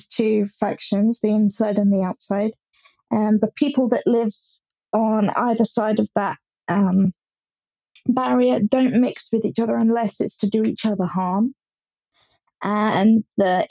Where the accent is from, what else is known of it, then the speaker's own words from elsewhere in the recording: Hampshire, South East England, United Kingdom; I'm from Hampshire in England